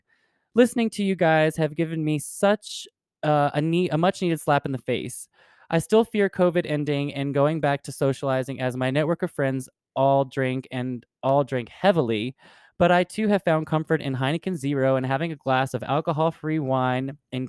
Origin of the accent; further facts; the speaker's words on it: Cairo, Cairo Governorate, Egypt; a young gay friend of mine who visited my hometown of Cairo